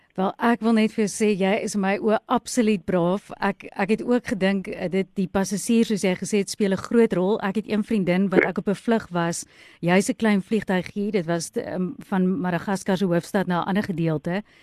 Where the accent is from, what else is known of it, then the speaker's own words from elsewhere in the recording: South Africa; ons as Suid-Afrikaners